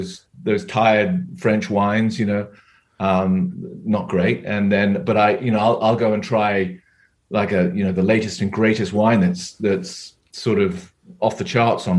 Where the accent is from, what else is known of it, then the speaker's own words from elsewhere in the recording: England, United Kingdom; moved away as an adult; now in California, United States; I'm here from England.